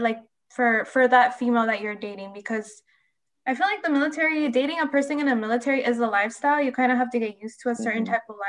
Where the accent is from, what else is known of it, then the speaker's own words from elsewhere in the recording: San Diego, California, United States; where I'm from, San Diego